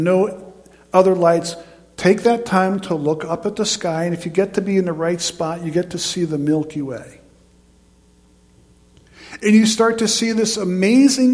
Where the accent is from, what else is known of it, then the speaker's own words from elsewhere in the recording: near High Point Mountain, New York, United States; I grew up in New York State, but on the New York side of High Point Mountain.